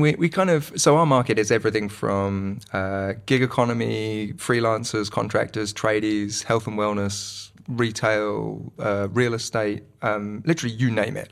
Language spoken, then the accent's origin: English; United Kingdom; moved away as an adult; also born or lived in London / Manchester; now in Wellington, New Zealand; all of my past is in, in the U K, so it's not like I'm bumping into people from school